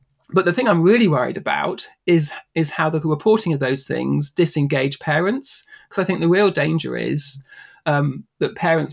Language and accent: English; near the New Forest, South East England, United Kingdom; I grew up in the UK near the New Forest, which is kind of like southwest. That's sort of 2 hours out of London.